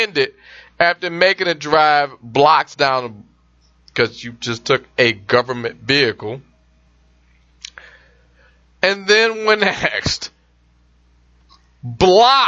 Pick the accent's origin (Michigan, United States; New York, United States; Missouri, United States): Michigan, United States; the Michigan State House, my home state actually